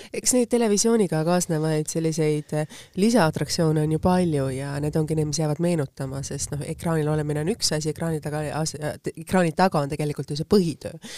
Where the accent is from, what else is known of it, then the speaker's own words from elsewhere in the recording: Tallinn, Harju County, Estonia; ma olen ise samamoodi Lasnamäelt pärit